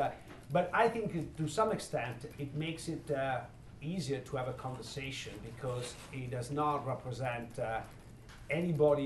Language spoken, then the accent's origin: English; Italy; moved away as an adult; now in Chicago, United States; growing up in Italy, but when I grew up in Italy in the 70s